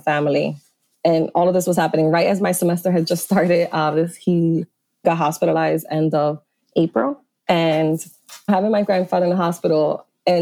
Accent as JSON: {"language": "English", "town": "Philadelphia", "region": "Pennsylvania", "country": "United States", "tie": "born or raised there", "said": "I grew up around Temple and this is my community here in Philadelphia"}